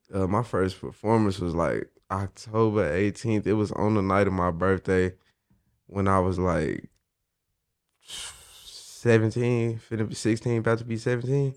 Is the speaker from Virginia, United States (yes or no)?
no; Midwest City, Oklahoma, United States; I'm from Midwest City, Oklahoma, man. But I really rep the whole state